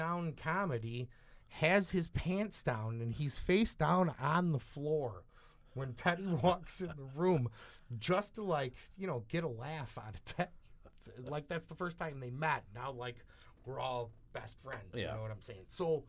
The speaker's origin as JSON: {"language": "English", "town": "Sydney", "region": "New South Wales", "country": "Australia", "said": "from Sydney, man."}